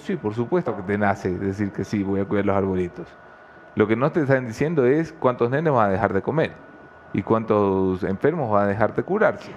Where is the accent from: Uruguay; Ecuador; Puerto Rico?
Ecuador; los ecuatorianos nos sentimos muy nostálgicos como ecuatorianos por el mundo